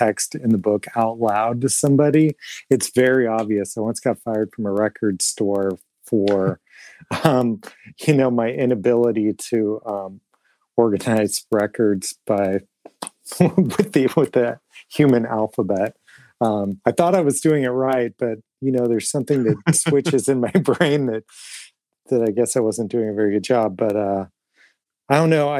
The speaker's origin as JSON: {"language": "English", "town": "Portland", "region": "Oregon", "country": "United States", "moved": "as an adult", "lives_now": "Fort Wayne, United States", "said": "I'm originally from Portland, Oregon"}